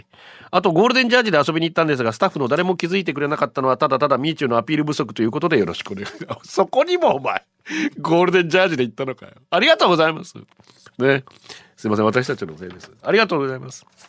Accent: Ganeko, Okinawa, Japan; ガネコ出身

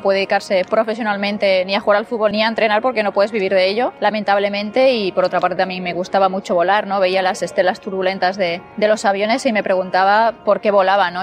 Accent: Onda, Valencian Community, Spain; jugando a fútbol por las calles de, de Onda y mi pueblo

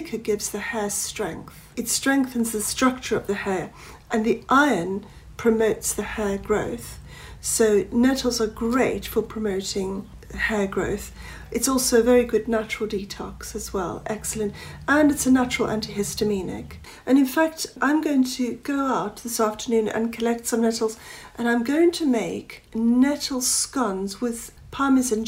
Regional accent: South Africa; now in England; I was brought up in South Africa

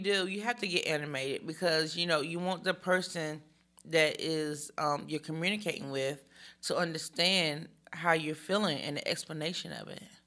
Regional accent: Greensboro, North Carolina, United States; first language American Sign Language; English is a second language; I was born in Greensboro, North Carolina

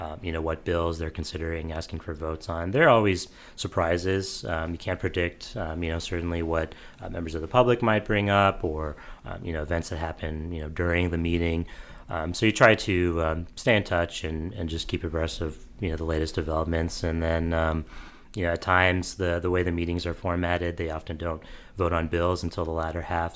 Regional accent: St. Louis, Missouri, United States; I'm from Saint Louis as well

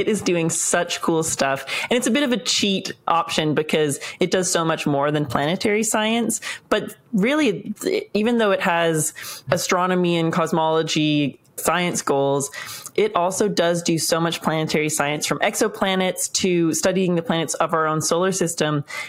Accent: Canada; I'm Canadian. We have a Canadian astronaut going on the Artemis II mission.

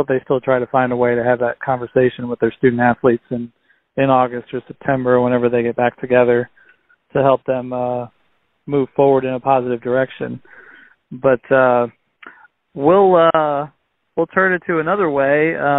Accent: United States; the tournament in my hometown in the Quad Cities

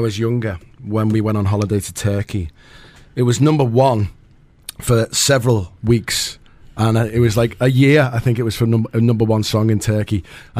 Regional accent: England, United Kingdom; as an Englishman

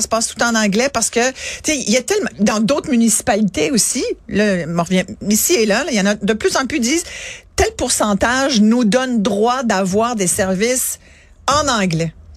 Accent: Montreal, Quebec, Canada; je suis québécoise. Je suis née à Montréal.

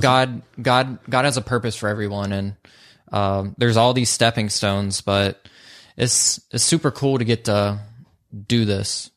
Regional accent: Social Circle, Georgia, United States; I'm from Social Circle, Georgia, and a lot of people that are raised there don't dream big

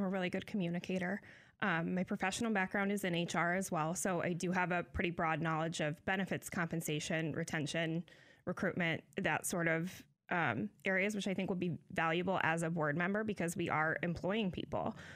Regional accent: Decatur, Illinois, United States; I'm born and raised in Decatur.

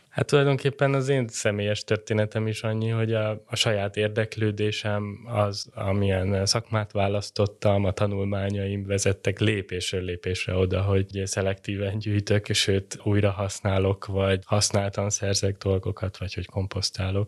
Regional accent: Budapest, Hungary; Én a belvárosban nyolcadik kerületben nőttem föl

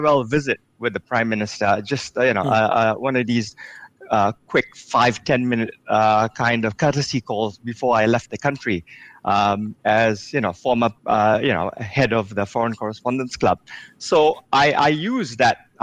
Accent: Singapore; I'm Singaporean as well.

